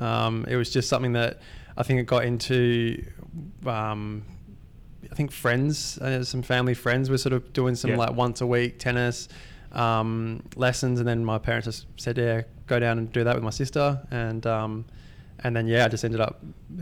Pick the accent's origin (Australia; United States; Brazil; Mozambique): Australia; Perth, Western Australia; Yeah, not far from here, about 20 minutes sort of southeast of here.